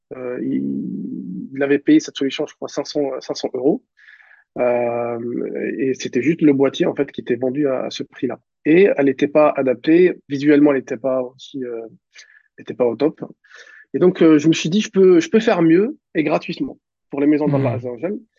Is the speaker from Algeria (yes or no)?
yes; Mascara, Mascara Province, Algeria; moved away as an adult; now in Paris region, France; j'ai grandi à, à, à Mascara, en Algérie, dans, c'est dans l'ouest de, de, de l'Algérie